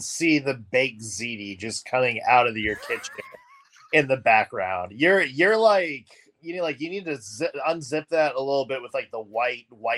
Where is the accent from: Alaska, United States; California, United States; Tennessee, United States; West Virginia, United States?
Tennessee, United States; Nashville; I was fourth grader growing up in Nashville